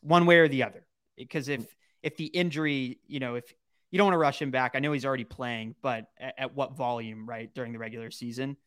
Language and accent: English; Dallas, Texas, United States; I'm from Dallas originally, but I went to the University of Texas